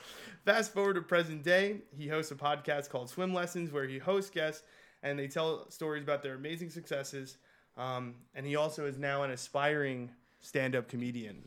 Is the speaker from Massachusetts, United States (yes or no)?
no; New York City, New York, United States; I'm from Queens